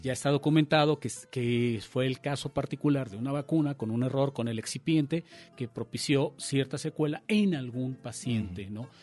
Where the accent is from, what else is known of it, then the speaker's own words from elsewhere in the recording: Mexico; nosotros como país, México, como Estado mexicano